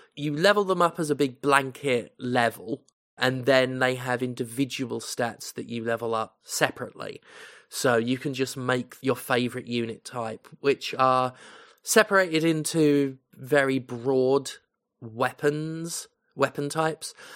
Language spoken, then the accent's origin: English; United Kingdom; as a British person who knows British history